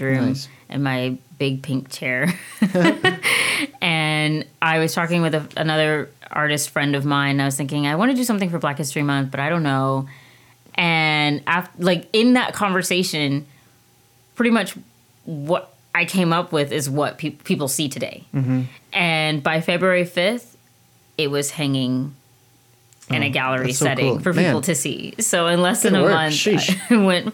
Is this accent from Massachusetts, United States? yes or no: no; Washington, District of Columbia, United States; moved away; also born or lived in Alexandria, Virginia / London / San Antonio; I was born and raised in D.C.